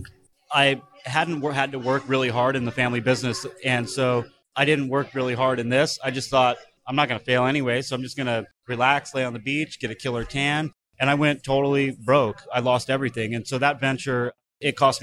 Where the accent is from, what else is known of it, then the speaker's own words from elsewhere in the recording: Thousand Oaks, California, United States; moved away as an adult; now in San Diego, United States; Originally from Southern California, but I grew up in Thousand Oaks